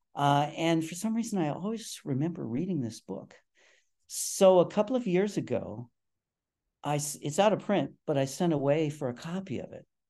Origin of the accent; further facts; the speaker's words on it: Cleveland, Ohio, United States; moved away as an adult; also born or lived in Stanford / Montreal; I grew up in the city